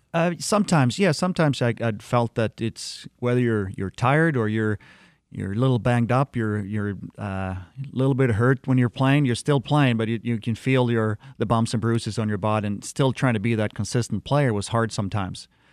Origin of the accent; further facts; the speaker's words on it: Sweden; moved away as an adult; also born or lived in Detroit, Michigan; as a little kid, uh, growing up in Sweden